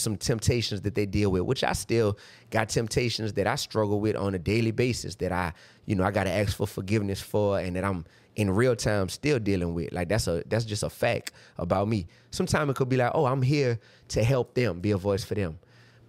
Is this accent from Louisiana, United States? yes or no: yes; New Orleans, Louisiana, United States; But I'm from New Orleans, Louisiana, bro.